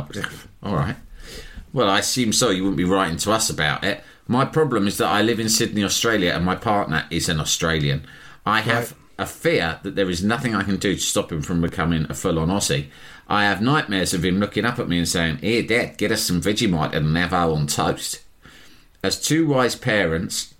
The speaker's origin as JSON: {"language": "English", "region": "England", "country": "United Kingdom", "said": "We're both Englishmen"}